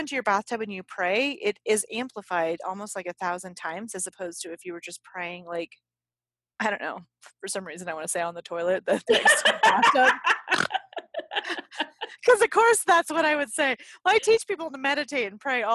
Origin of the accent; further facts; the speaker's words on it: United States; we are American